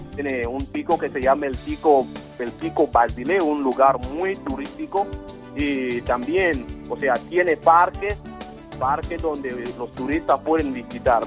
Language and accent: Spanish; Equatorial Guinea; Pues soy de Guinea Ecuatorial. Mi ciudad natal es eh, la tercera ciudad más grande de Guinea Ecuatorial, Eín